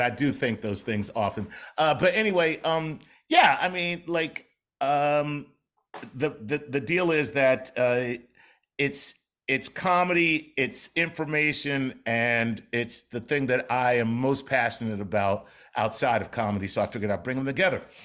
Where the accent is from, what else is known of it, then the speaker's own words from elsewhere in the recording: Philadelphia, Pennsylvania, United States; I'm from Philly.